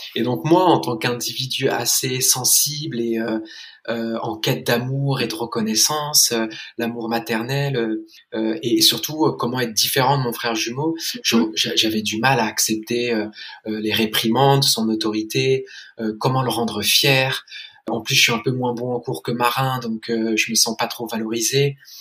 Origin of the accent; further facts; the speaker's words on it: London, United Kingdom; J'ai grandi à Londres et j'ai été scolarisé dans, une école anglaise